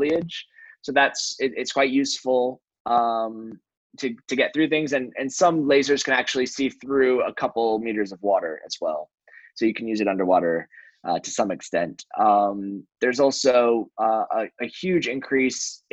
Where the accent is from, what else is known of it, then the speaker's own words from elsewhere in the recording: Chicago, Illinois, United States; I'm from Chicago